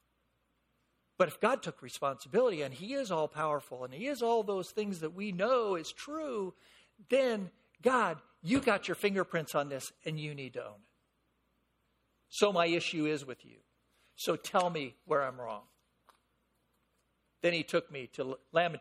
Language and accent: English; San Fernando Valley, California, United States; I'm born and raised in the San Fernando Valley